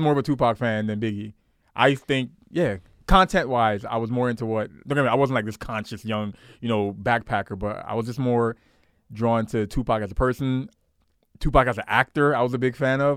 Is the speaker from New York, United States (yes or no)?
yes; New York City, New York, United States; I grew up in Canarsie, Brooklyn.